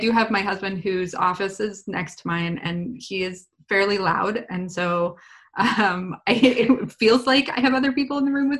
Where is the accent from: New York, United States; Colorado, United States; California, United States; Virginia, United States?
California, United States; Lakeside; I grew up in Lakeside.